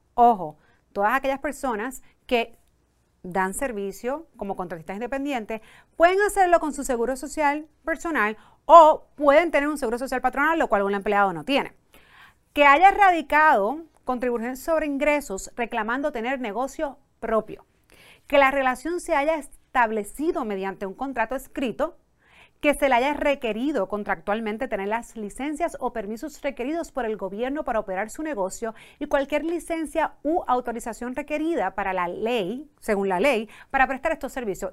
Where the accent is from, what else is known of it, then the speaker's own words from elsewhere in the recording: Puerto Rico; first language Spanish; en Puerto Rico a veces utilizamos mucho los dos idiomas